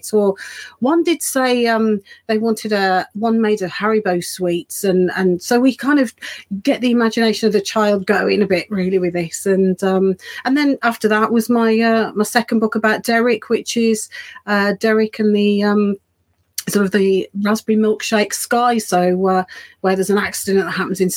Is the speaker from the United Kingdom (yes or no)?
yes; Birmingham, West Midlands, United Kingdom; moved away as an adult; now in Bridgnorth, United Kingdom; I am actually from Birmingham originally, so I sort of was brought up and did all my schooling and so on. Just until my early 20s